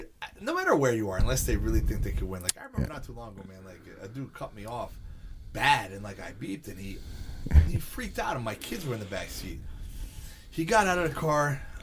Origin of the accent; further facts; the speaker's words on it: Bayville, New Jersey, United States; I'm from Bayville